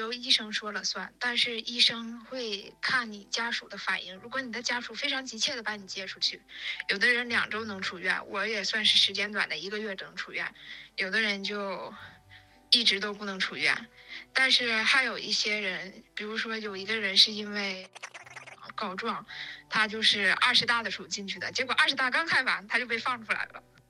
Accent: Changchun, Jilin, China; 她是吉林财经大学的，我是长春人嘛

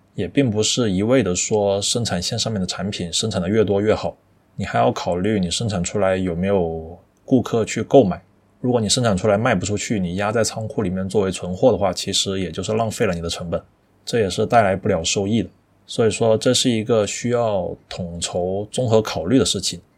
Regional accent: China; 我们中国人在全世界都是以 喜欢吃、会吃而闻名的

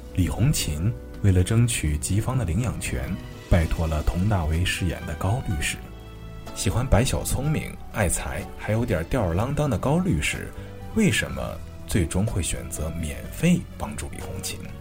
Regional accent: Anhui, China; 我是安徽人

